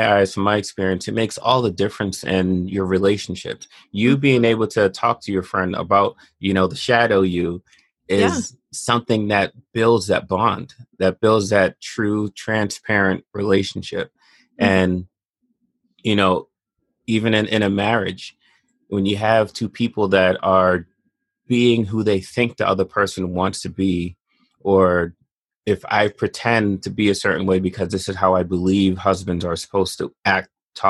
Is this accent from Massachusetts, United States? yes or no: yes; Boston, Massachusetts, United States; also born or lived in Bronx, New York; I was born in the Bronx, mm-hmm. and then I grew up mostly in Boston.